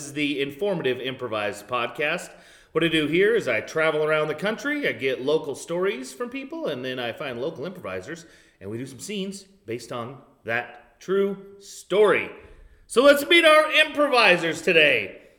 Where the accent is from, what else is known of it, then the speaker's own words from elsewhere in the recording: Iowa, United States; I'm from Iowa.